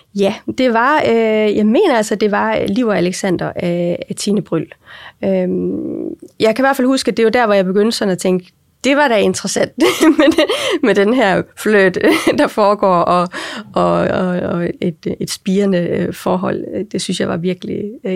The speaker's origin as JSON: {"language": "Danish", "town": "Aarhus", "region": "Central Denmark Region", "country": "Denmark", "tie": "born or raised there", "said": "Jeg er jo øh, født og opvokset i og omkring Aarhus. Det får jeg også tit at vide, at man godt kan høre"}